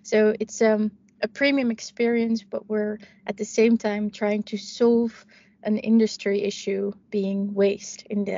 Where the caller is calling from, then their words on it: Amsterdam, North Holland, Netherlands; I'm dialing in from Amsterdam, from our hub at the Houthaven.